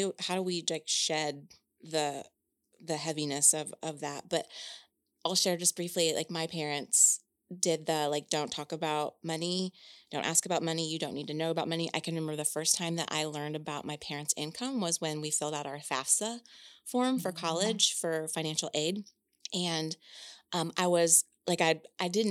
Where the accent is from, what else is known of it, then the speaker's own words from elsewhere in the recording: Indiana, United States; I'm from Indiana, and that's the land of cornfields.